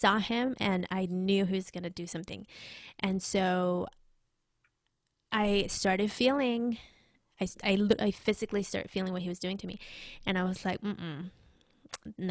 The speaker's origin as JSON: {"language": "English", "region": "Mexico City", "country": "Mexico", "tie": "born or raised there", "second_language": "English", "moved": "yes", "lives_now": "United States", "said": "I grew up in Mexico City, and so I mean I love Mexico"}